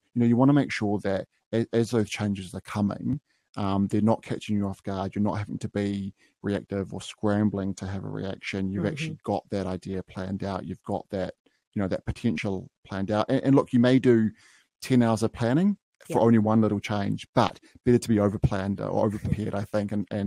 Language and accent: English; New Zealand; I was come from Bay of Plenty, Waikato region, so dealing with a lot of small and medium-sized businesses there in my hometowns